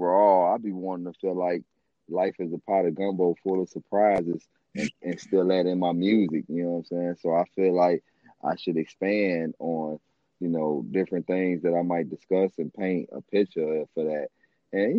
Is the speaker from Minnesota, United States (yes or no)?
no; Chicago, Illinois, United States; I grew up all over Chicago. I'm a Chicagoan